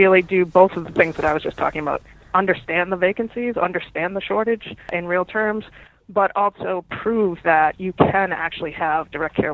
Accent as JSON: {"language": "English", "region": "New England", "country": "United States", "said": "I am from New England"}